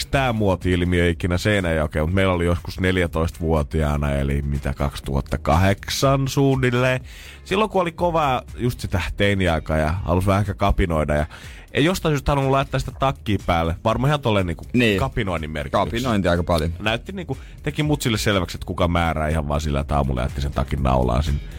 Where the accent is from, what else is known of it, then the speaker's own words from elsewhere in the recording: Ostrobothnia, Finland; Silloin kun minä kasvoin Pohjanmaalla, niin siellä ei mitään kahta hupparia käytetty päällekkäin.